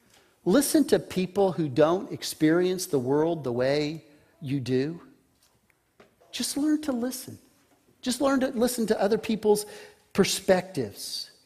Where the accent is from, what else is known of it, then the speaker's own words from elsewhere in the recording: Texas, United States; I grew up in the 60s. I grew up on Air Force bases and in West Texas. That was my upbringing.